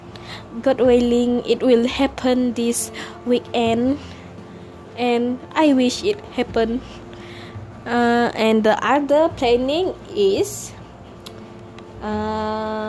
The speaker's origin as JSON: {"language": "English", "country": "Malaysia", "second_language": "English", "moved": "as an adult", "lives_now": "Peninsular Malaysia", "said": "we are from Borneo."}